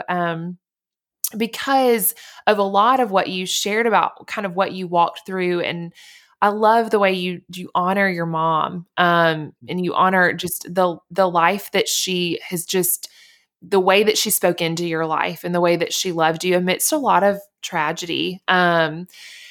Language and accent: English; Montgomery, Alabama, United States; I grew up in Alabama in Montgomery